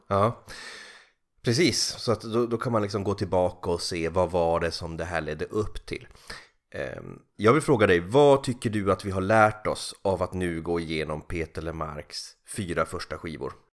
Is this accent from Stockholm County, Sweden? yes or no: no; Kalix, Norrbotten County, Sweden; moved away as an adult; also born or lived in Norrköping; när jag flyttade från Kalix ner till Norrköping vid 18 eller 19 års ålder